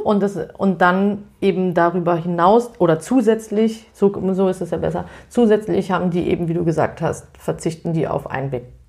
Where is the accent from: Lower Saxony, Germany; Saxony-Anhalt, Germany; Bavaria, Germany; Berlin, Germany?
Berlin, Germany; ich komme ja aus Berlin